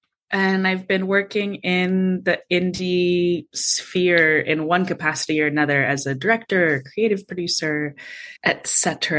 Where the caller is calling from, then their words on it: Los Angeles, California, United States; I am streaming in from Los Angeles, California. I live here with my small dog